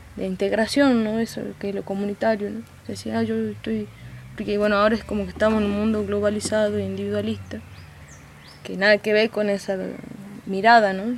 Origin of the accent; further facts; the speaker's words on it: Amaicha del Valle, Tucumán, Argentina; nacida y criada aquí en Amaicha del Valle, la comunidad indígena